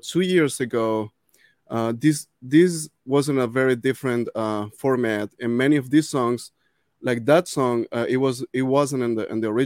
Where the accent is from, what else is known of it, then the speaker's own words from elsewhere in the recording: Venezuela; moved away; I grew up in Venezuela working with orchestras, playing with orchestras